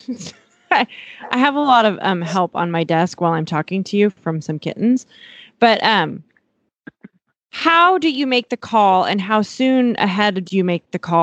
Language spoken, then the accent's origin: English; Eastern Montana, United States; now in Texas, United States; I grew up in Eastern Montana, and so I understand acclimating animals